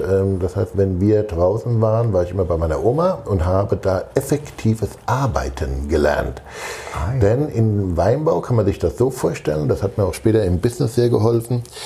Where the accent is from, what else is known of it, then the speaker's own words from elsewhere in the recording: Rheinhessen, Rhineland-Palatinate, Germany; now in Hamburg, Germany; Ich bin ein gebürtiger Rheinhesse.